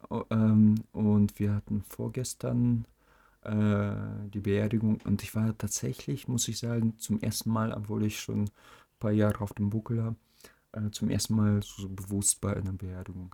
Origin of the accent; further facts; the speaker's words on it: Germany; auch als Deutscher